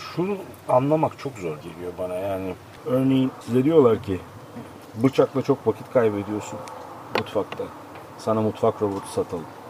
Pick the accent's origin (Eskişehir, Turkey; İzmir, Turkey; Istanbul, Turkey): İzmir, Turkey; Tabii ben orada büyüdüm. O suların içinde büyüdüm.